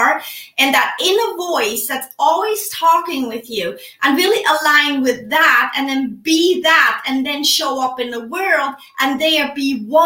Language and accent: English; Switzerland; now in United States; I am originally from Switzerland, live in the United States.